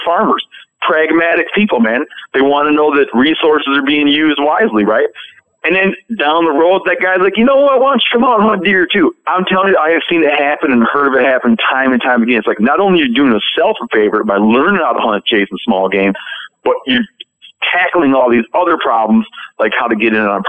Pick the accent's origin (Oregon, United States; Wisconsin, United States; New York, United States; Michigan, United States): Michigan, United States; when I was a kid, I grew up in Michigan